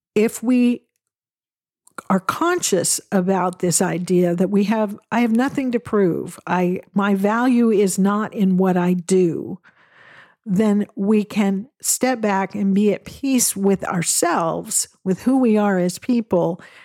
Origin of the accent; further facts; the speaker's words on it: Western Washington State, United States; I grew up in Western Washington State, where there are evergreens everywhere you look